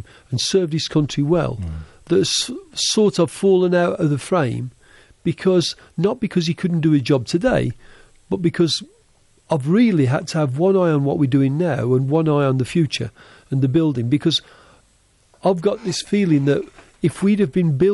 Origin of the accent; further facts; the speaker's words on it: Helsingborg, Skåne, Sweden; Helsingborg, which is my hometown in Sweden.